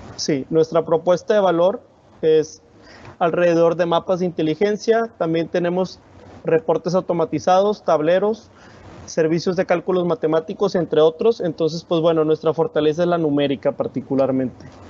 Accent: Monterrey, Nuevo León, Mexico; yo soy de Monterrey

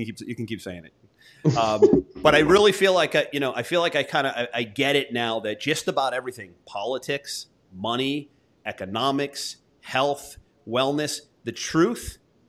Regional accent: United States; also born or lived in Florida; I'm an American.

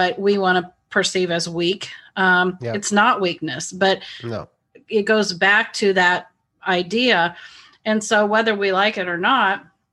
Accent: Midwest, United States; I was raised in the Midwest as well

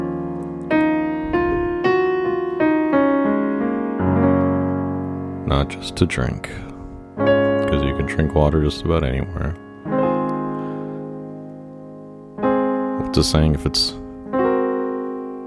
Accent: Dallas, Texas, United States; moved away; also born or lived in New York / California; I'm originally from Dallas

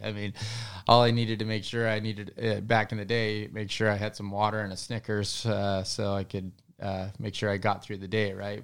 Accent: Denver, Colorado, United States; I was born in Denver, so I was a city kid, actually.

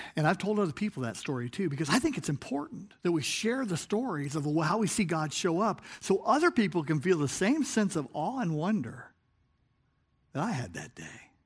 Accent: Chicago, Illinois, United States; I was from Chicagoland

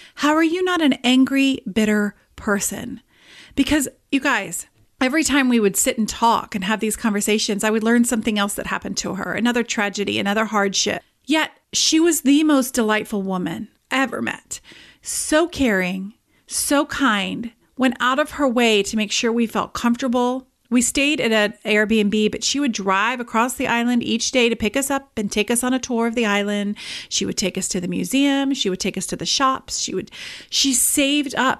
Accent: England, United Kingdom; moved away; I am originally from England

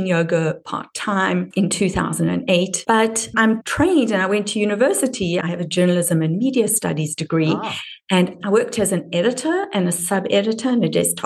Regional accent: Durban, KwaZulu-Natal, South Africa; accent: South African (Durban); moved away; the nuance of my accent places me as from Durban, which is more of an English accent than a Dutch accent.

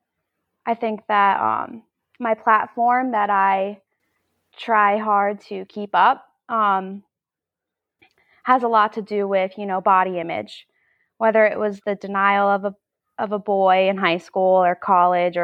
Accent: New Jersey, United States; I'm 24 years old, and I'm from New Jersey

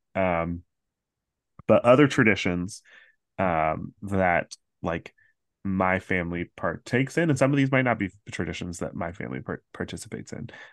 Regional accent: Central Florida, United States; Growing up in Central Florida, a lot of my friends sang at the Candlelight Processional

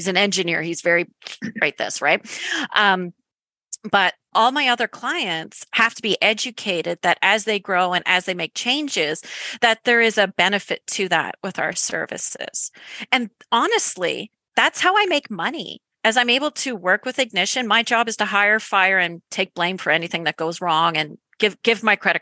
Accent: Canada; accent: Canadian; my Canadian accent

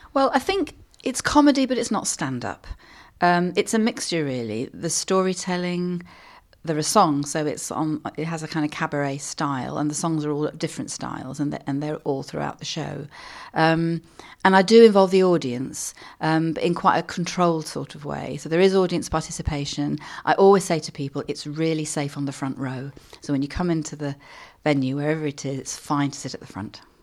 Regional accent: London, United Kingdom; growing up in London

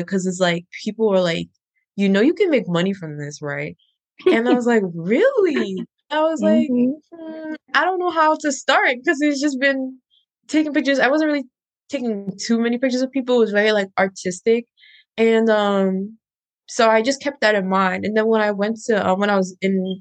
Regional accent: Maryland, United States; also born or lived in Pennsylvania / Ghana (ancestry); I grew up in Maryland, but I am Ghanaian.

